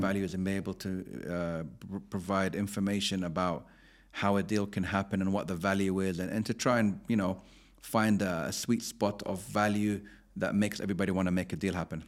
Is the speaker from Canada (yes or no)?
no; London, United Kingdom; also born or lived in Abu Dhabi, United Arab Emirates; I grew up in West London, so I was very near Chelsea Football Club